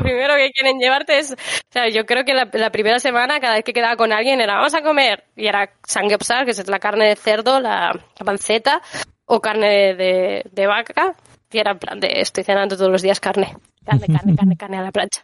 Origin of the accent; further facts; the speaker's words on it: Valencia, Valencian Community, Spain; moved away as an adult; now in Seoul, South Korea; yo soy de Valencia, es una ciudad pequeña